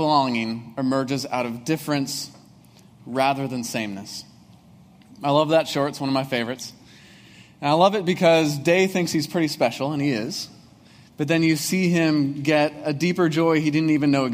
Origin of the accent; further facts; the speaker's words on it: Breezy Point, Minnesota, United States; moved away; there's not even a stoplight in my hometown of Breezy Point